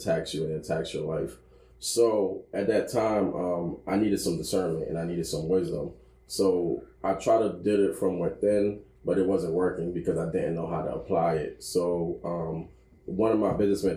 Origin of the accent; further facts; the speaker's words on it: Haiti; I'm from Haiti, and Haiti is a very strong Christian base